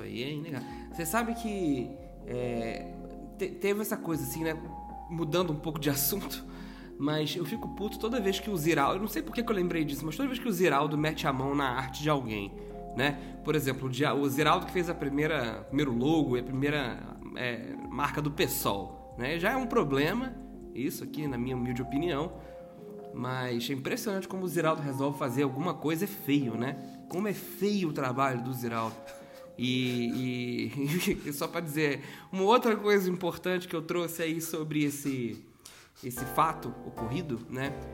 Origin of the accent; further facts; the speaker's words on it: Minas Gerais, Brazil; also born or lived in Rio de Janeiro; now in São Paulo, Brazil; eu que sou mineiro